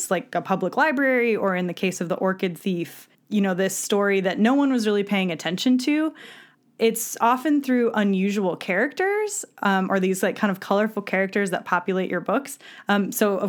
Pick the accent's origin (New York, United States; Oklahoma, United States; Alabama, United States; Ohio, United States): Ohio, United States; we're from Ohio